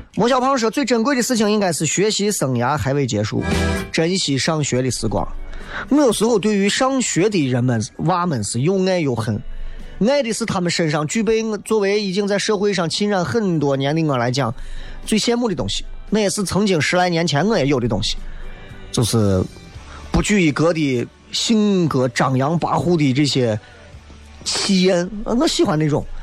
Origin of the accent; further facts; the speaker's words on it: Xi'an, Shaanxi, China; 作为同是西安老乡的你们，作为同是陕西相当的各位